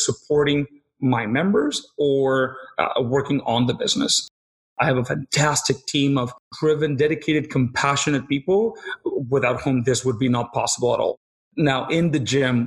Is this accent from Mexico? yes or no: yes; Mexico; moved away as an adult; also born or lived in Peru; now in Nanaimo, Canada; I grew up in Mexico. When I was about 21 years old, I lived in Peru for about a year